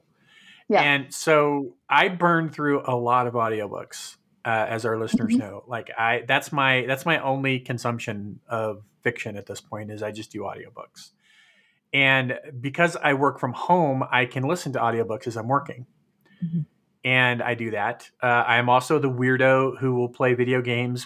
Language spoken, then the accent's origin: English; California, United States; we grew up in California